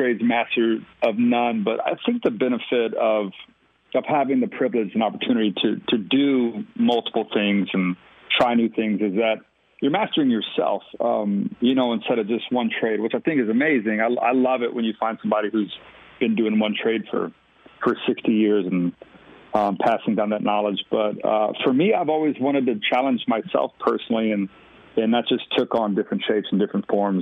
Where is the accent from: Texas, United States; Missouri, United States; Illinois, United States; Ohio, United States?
Texas, United States; We grew up in a tiny little town just outside of Austin